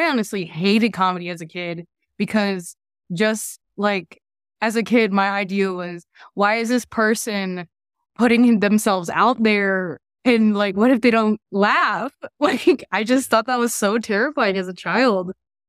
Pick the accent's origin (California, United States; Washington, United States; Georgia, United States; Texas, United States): Washington, United States; Puyallup; No, we're from Puyallup.